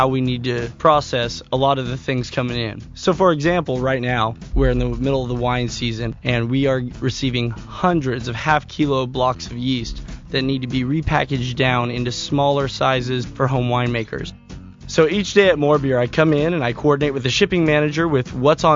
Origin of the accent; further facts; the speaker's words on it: Santa Cruz, California, United States; also born or lived in Bay Area, California; I was born and raised in Santa Cruz, California